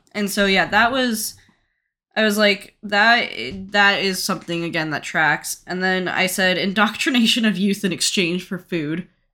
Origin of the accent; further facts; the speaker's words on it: United States; as an American